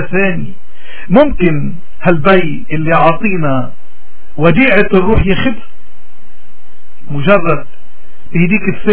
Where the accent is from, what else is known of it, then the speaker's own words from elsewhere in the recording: Lebanon; نحن كلبنانيين نحن يمكن اكثر الناس بحاجة تنرجع لإيماننا